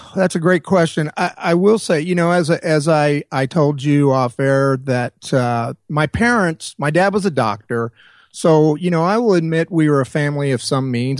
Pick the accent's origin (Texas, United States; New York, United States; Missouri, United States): Missouri, United States; Springfield; moved away as an adult; Springfield, which was my hometown